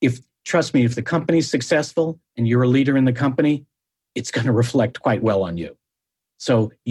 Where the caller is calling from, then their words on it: Palo Alto, California, United States; I'm calling from my COVID pandemic office hideout in downtown Palo Alto.